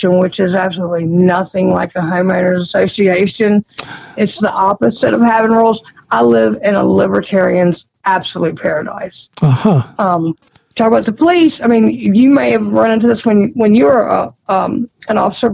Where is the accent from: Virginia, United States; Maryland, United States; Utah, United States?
Virginia, United States; Roanoke; I grew up in Roanoke. So I grew up in Roanoke City, and I'm a city girl at heart